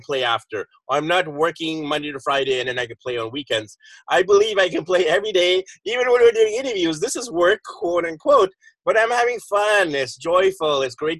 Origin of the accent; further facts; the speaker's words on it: Vancouver, British Columbia, Canada; moved away as an adult; now in Philippines; we're both from the Vancouver area, but right now I'm actually nowhere near Vancouver.